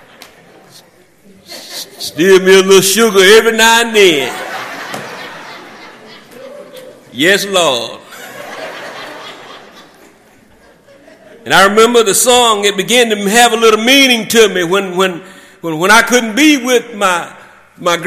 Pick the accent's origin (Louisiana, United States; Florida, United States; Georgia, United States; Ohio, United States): Georgia, United States; South; growing up in South Georgia, and my parents would drop me off at my grandfather's, who had a farm in Thomas County.